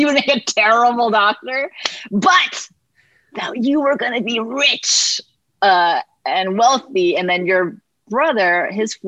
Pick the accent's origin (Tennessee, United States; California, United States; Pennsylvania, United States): California, United States; San Francisco; I am born and raised in San Francisco